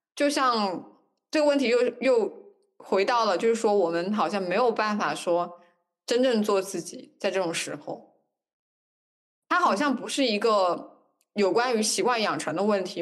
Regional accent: China; 我们中国人

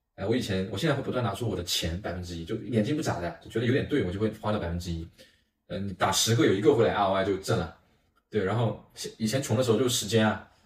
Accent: Xianju, Zhejiang, China; moved away; 我家乡是台州仙居人， 那边呢，有五十万的人口， 呃， 在， 在前一年才有一个大的商场， 呃， 这， 火车到现在其实还没有通， 有一条铁路在运货用嘞

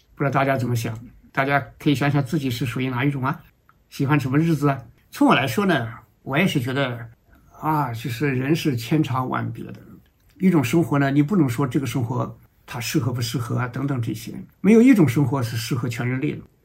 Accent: China; 我们中国人

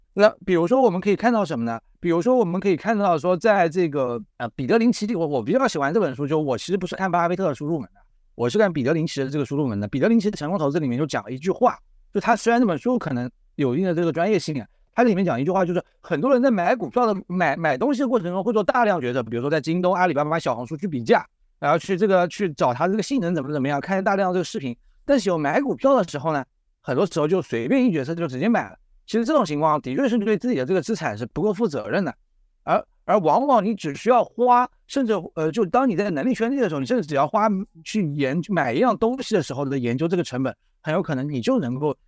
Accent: southern China, China; 这个我作为南方人，我是不太喜欢吃那个酱的

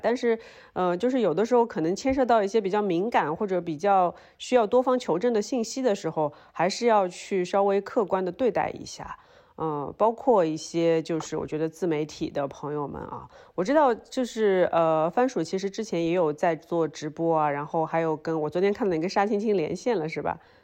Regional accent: Shanghai, China; moved away as an adult; also born or lived in Beijing; now in Hengdian, China; 因为我作为一个上海人

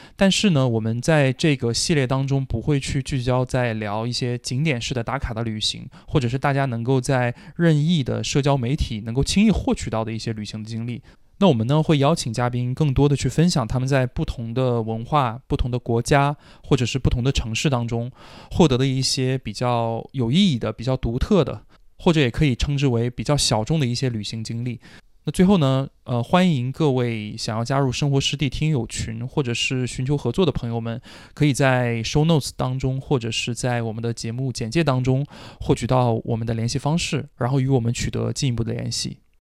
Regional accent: China; 我们中国人

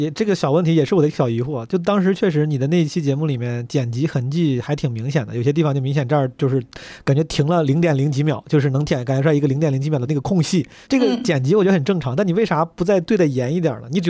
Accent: Henan, China; accent: Henan accent; 我竟然还有靠自己的河南口音来赢得尊重的这一天

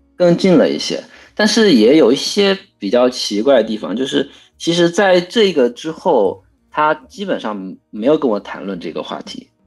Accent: China; moved away as an adult; now in Maryland, United States; 我是在农村长大的

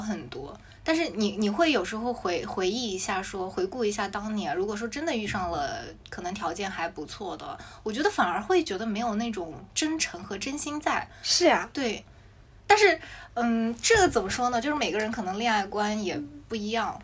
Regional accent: Jiangsu, China; moved away as an adult; now in Shanghai, China; 因为我老家在江苏，其实离上海是相对比较近的

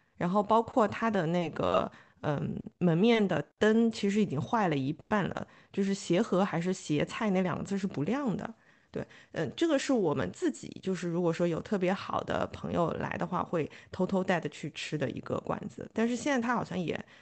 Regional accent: Suzhou, Jiangsu, China; 我小时候住的地方就是在彩香新村那边

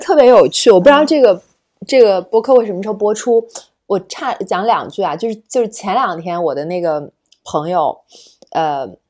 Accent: Shenzhen, Guangdong, China; moved away as an adult; also born or lived in Northeast China / United States / London, United Kingdom / Beijing; 就是在东北三省出生，然后从小是在嗯。深圳长大的，是一个非常典型的移民家庭

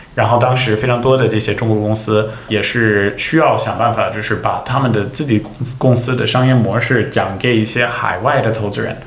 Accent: Silicon Valley, California, United States; moved away as an adult; now in China; 关于我的家乡，以及就是硅谷是怎么样

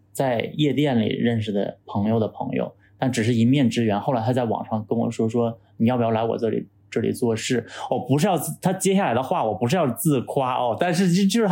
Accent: Shenyang, Liaoning, China; now in Beijing, China; 就像我从沈阳来到北京的那种感觉

